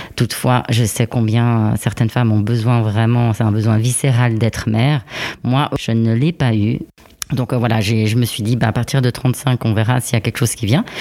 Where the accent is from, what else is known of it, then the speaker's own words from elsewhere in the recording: Switzerland; also born or lived in Italy; je suis suisse et italienne